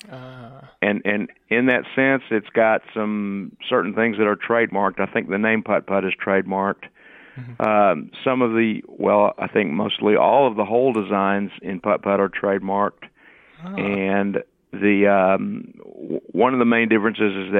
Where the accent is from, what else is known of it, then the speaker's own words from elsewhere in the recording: Fort Worth, Texas, United States; also born or lived in Arlington, Texas; I was born in Fort Worth